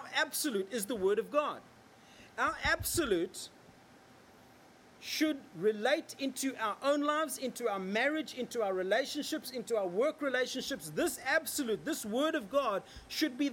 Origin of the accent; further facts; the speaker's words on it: Australia